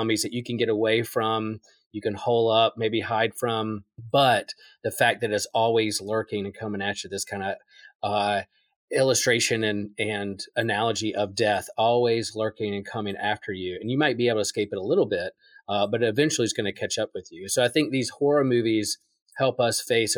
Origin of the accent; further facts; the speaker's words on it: Wilmington, North Carolina, United States; my hometown of Wilmington, North Carolina